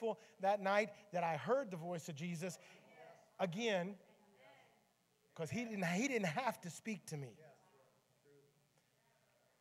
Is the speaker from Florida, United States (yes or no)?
no; Memphis, Tennessee, United States; My grandmother was one of the four founding members of my home church in Memphis, Tennessee.